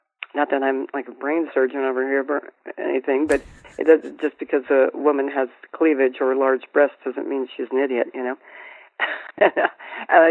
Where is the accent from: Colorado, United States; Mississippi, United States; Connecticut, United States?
Colorado, United States; Colorado Springs; I grew up in Colorado Springs